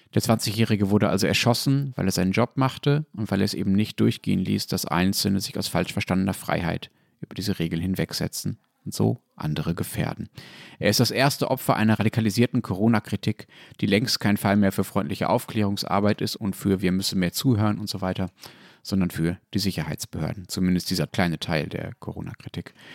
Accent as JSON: {"language": "German", "country": "Germany", "said": "ich als Deutscher"}